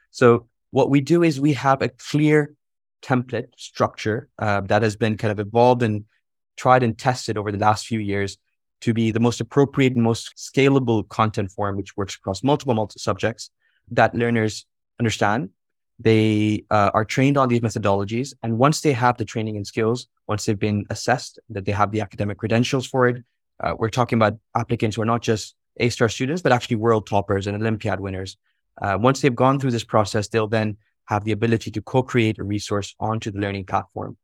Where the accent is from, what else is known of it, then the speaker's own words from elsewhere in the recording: Jeddah, Makkah Province, Saudi Arabia; I'm dialing in from Jeddah, uh, and from a teenage bedroom